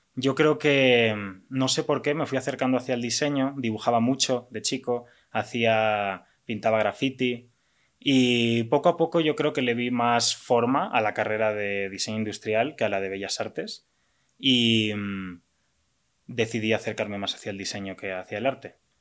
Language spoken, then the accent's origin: Spanish; Valencia, Valencian Community, Spain; moved away as an adult; also born or lived in London; now in Mexico; soy diseñador industrial de Valencia, España. Y bueno, llevo ya ocho años en México.